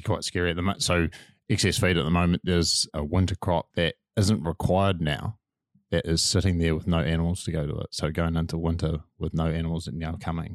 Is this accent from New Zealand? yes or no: yes; Manawatū-Whanganui, New Zealand; I'm from Manawatu and the, the clays of Bunnythorpe